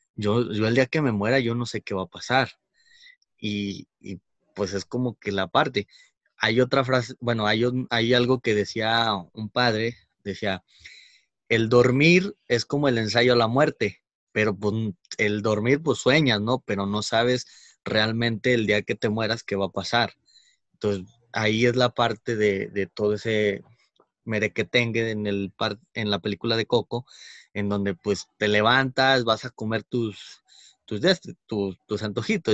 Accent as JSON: {"language": "Spanish", "country": "Mexico", "said": "como mexicanos"}